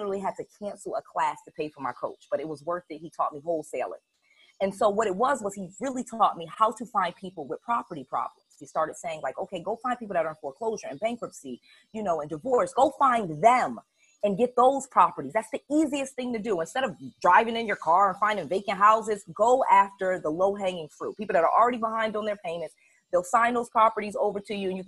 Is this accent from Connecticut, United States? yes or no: yes; Connecticut, United States; moved away as an adult; also born or lived in Atlanta / Harrisburg, Pennsylvania; I'm born and raised in Connecticut. My parents are of Jamaican descent, so I always feel like I grew up as an immigrant